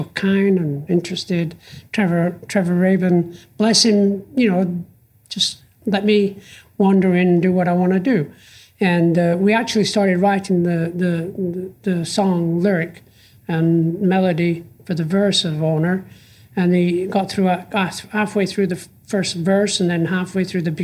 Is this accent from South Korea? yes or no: no; England, United Kingdom; I'm from England